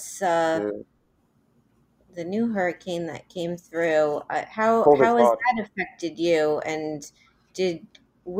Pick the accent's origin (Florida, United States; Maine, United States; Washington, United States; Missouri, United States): Florida, United States; Miami; I grew up in Miami